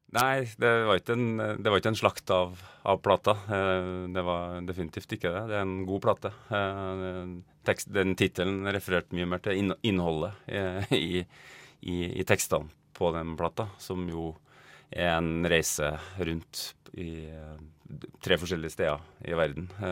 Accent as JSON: {"language": "Norwegian", "town": "Trondheim", "region": "Trøndelag", "country": "Norway", "moved": "as an adult", "lives_now": "Oslo, Norway", "said": "Jeg kommer egentlig fra Trondheim, men jeg har bodd i Oslo de siste 20 årene."}